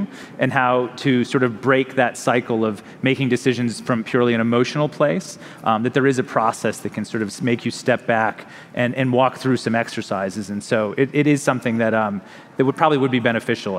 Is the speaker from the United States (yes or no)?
yes; United States; which I think a lot about as an American